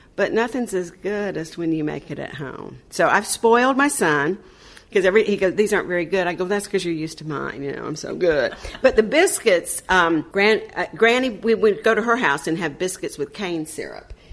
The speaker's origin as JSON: {"language": "English", "town": "Panama City", "region": "Florida", "country": "United States", "tie": "born or raised there", "also_born_or_lived": "Tampa, Florida", "moved": "as an adult", "said": "I grew up in Panama City, went to school at Florida State, went back and taught school in Panama City"}